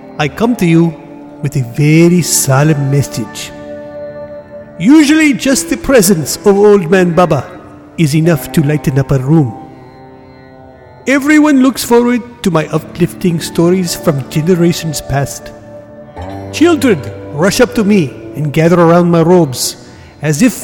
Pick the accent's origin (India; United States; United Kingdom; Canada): India; my home country of India.